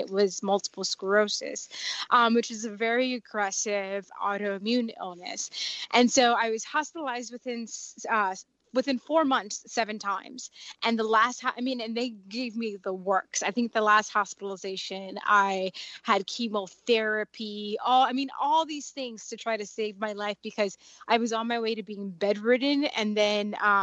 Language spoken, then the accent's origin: English; Dominican Republic; also born or lived in South Florida; I'm Dominican, so I'm from the Caribbean